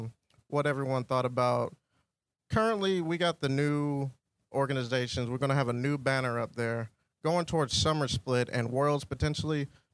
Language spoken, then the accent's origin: English; Michigan, United States; I am … from Michigan.